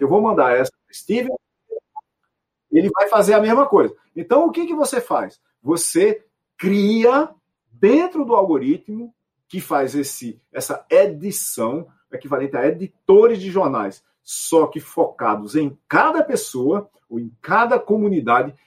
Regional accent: Itaporanga, Paraíba, Brazil; minha cidade, Itaperuá, no interior da Paraíba

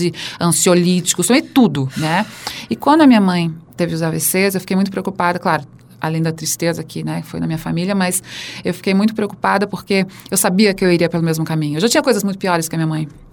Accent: Santa Catarina, Brazil; now in São Paulo, Brazil; nasci em Santa Catarina, que é o estado mais carnista do Brasil

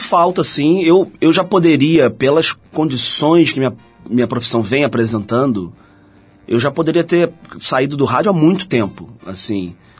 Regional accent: Rio de Janeiro, Brazil; sou carioca, da Gema, porque nasci no centro do Rio de Janeiro

